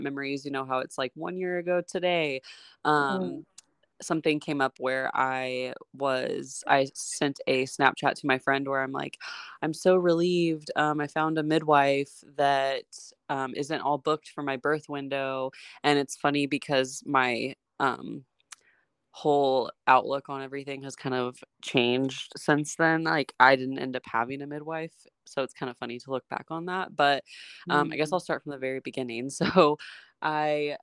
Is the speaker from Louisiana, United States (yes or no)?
no; Texas, United States; now in California, United States; I'm originally from Texas. My family and I live in California